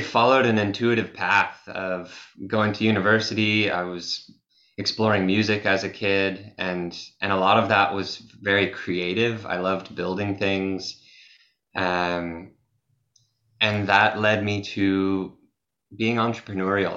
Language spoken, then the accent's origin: English; Massachusetts, United States; I'm from Massachusetts in the USA, and I grew up in nature as a as a kid